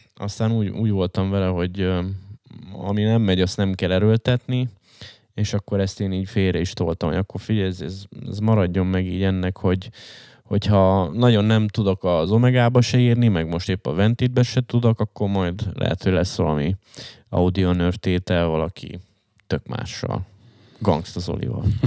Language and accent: Hungarian; Hungary; én vagyok egyedüli magyarként